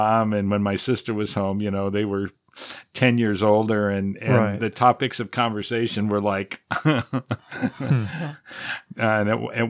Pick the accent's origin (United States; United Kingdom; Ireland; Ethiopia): United States; Pasadena, California; Yeah. I grew up in Pasadena, California.